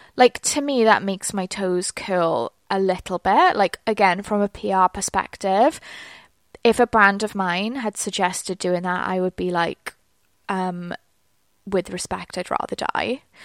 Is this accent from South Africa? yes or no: no; United Kingdom; I'm British.